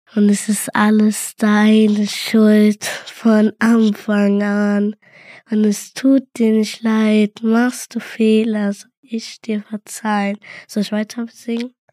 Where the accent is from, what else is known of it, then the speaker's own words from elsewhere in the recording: Cologne, North Rhine-Westphalia, Germany; ich bin in Köln geboren